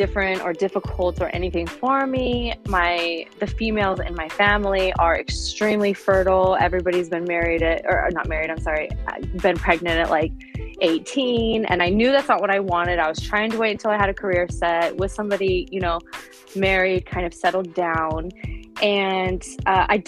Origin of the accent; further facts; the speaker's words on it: San Luis Obispo, California, United States; I'm from San Luis Obispo, California